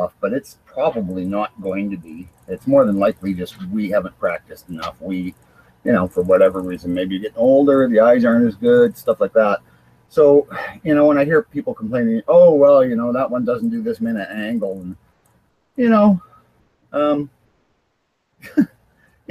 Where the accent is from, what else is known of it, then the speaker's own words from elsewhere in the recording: Canada; I'm Canadian